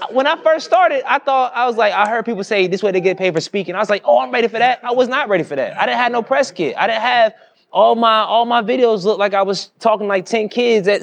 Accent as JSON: {"language": "English", "town": "Durham", "region": "North Carolina", "country": "United States", "lives_now": "Raleigh, United States", "said": "I'm from Durham, I'm in Raleigh"}